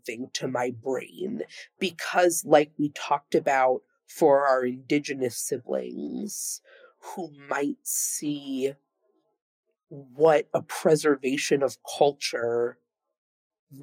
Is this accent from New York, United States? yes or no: yes; Long Island, New York, United States; now in New York City, United States; I grew up on Long Island in a reasonably diverse